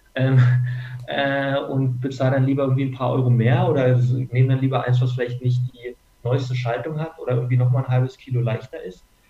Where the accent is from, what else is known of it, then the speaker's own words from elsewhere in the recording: Berlin, Germany; moved away as an adult; now in Munich, Germany; ich komme aus Berlin eigentlich und bin zum Studieren nach München gekommen